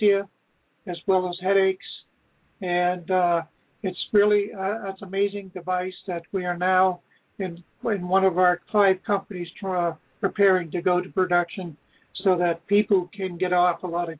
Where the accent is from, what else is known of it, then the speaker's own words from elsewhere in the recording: Brattleboro, Vermont, United States; now in Georgia, Vermont, United States; I'm originally from Brattleboro, Vermont. I now live in Georgia, Vermont.